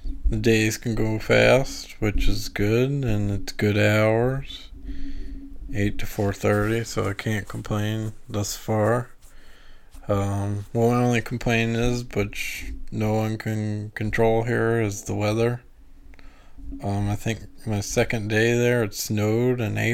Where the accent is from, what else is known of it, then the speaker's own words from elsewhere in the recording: Louisiana, United States; now in St. Louis area, United States; I'm from Louisiana